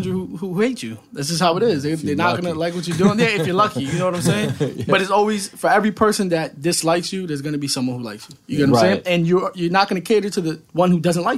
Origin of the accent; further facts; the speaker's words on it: Bridgeport, Connecticut, United States; I'm not from Norwalk, I'm from Bridgeport